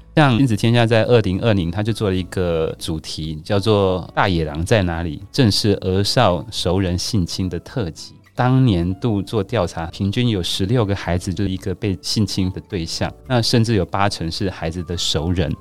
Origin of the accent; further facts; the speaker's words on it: Taiwan; 我觉得我们台湾人都对于很多事情保持着更开放的心态